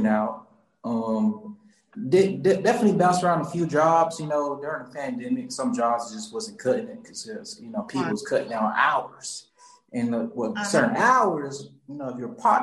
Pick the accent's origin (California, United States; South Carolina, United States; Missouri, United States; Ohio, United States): South Carolina, United States; Charleston; moved away as an adult; also born or lived in Johns Island, South Carolina; now in Atlanta, United States; I'm from Charleston, South Carolina, and born and raised, and I came here to Atlanta